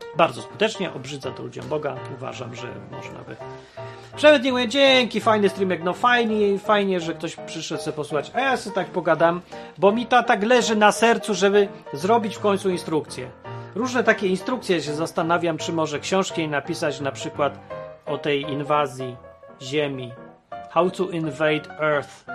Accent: Poland; moved away; also born or lived in Ukraine / Warsaw / the West; się wychowałem w pie, w P R L-u

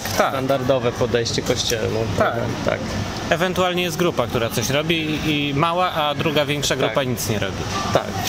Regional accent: Poland; wszyscy my tam z Polski

